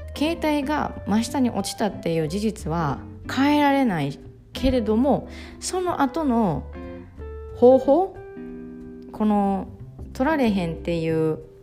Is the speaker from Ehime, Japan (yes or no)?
yes; Ehime, Japan; 私愛媛出身